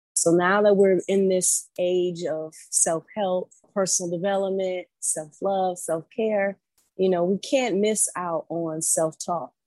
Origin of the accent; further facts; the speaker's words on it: Detroit, Michigan, United States; moved away as an adult; also born or lived in East Coast; I'm from Metro Detroit